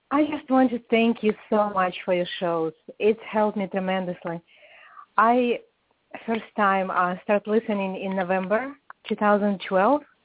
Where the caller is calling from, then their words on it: Atlanta, Georgia, United States; I'm calling from Atlanta, Georgia